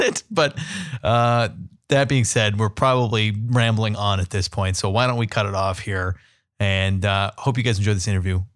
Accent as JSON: {"language": "English", "town": "San Diego", "region": "California", "country": "United States", "tie": "born or raised there", "moved": "yes", "lives_now": "Columbus, United States", "said": "I grew up in San Diego"}